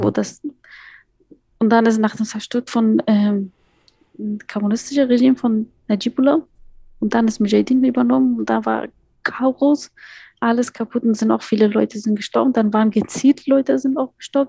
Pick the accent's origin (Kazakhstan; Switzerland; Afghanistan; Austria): Afghanistan; Kabul; German is a second language; moved away as an adult; now in Potsdam, Germany; ich bin in Afghanistan in Kabul geboren, aufgewachsen auch in Kabul. Als ich nach Deutschland gekommen bin, ich war 18 Jahre alt